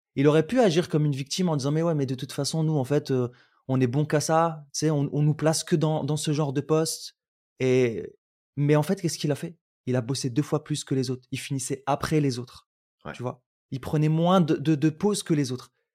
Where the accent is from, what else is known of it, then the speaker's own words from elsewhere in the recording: Roubaix, Hauts-de-France, France; also born or lived in Algeria; j'ai grandi à Roubaix, je suis venu à la base d'Algérie, puis j'ai grandi à Roubaix